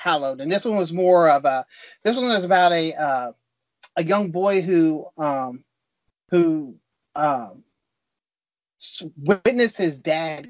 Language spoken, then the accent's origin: English; Texas, United States; moved away as an adult; also born or lived in California; I was born and raised here in Texas, but I did live in California for 10 years